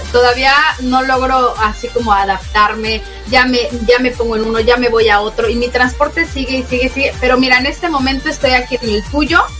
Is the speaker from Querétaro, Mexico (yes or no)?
yes; Querétaro, Mexico; also born or lived in Ciudad Madero, Mexico; nací en Ciudad Madero, Tamaulipas y me estuve ahí hasta los nueve años, por así decirlo. Me mandaron después a Querétaro, un lugar precioso para vivir, me encanta.